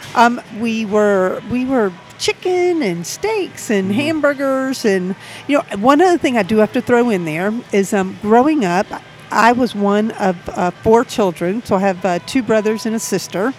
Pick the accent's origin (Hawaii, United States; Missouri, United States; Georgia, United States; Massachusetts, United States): Georgia, United States; Savannah; now in Atlanta, United States; I grew up in Savannah, Georgia.